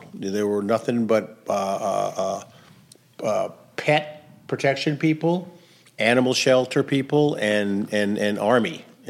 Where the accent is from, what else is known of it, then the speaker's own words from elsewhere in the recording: New Orleans, Louisiana, United States; When I say I'm from New Orleans